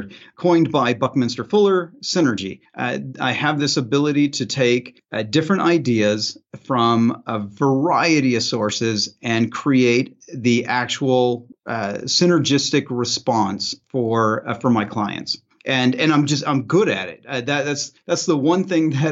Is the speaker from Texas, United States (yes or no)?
no; Southern Illinois, United States; now in Phoenix area, Arizona, United States; I'm from Southern Illinois. I grew up in a very tiny town right next to a cornfield